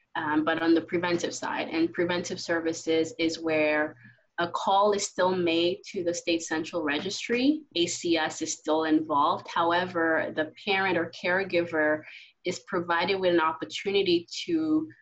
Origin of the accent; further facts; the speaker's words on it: Haiti; also born or lived in New York; now in United States; I was born and raised in Haiti, and I've been in the States for 19 years now